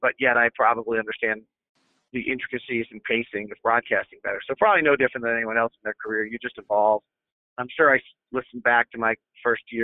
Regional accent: Bay Area, California, United States; I grew up in the Bay Area listening to Greg Papa.

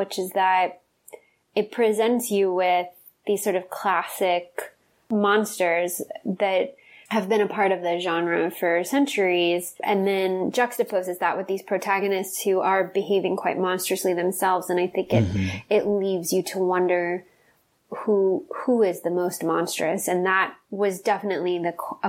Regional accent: Texas, United States; now in Los Angeles, United States; I really loved a lot of my experiences growing up in Texas

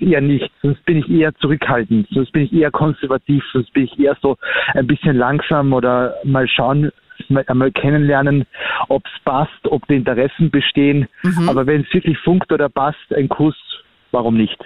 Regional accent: Austria; ich bin halt ein Österreicher

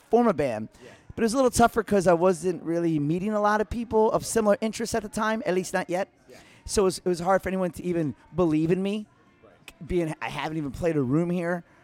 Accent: outside of Philadelphia, Pennsylvania, United States; moved away as an adult; also born or lived in Queens, New York; now in New York City, United States; I'm born in Queens. Right. And I was raised outside of Philly.

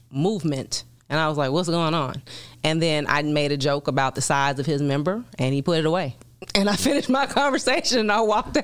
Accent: Chicago, Illinois, United States; moved away as an adult; also born or lived in Washington, D.C.; I'm from Chicago originally.

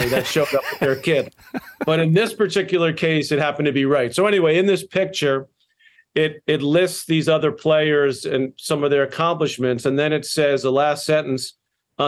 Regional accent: New York City, New York, United States; where I was born and raised in Douglaston, Queens

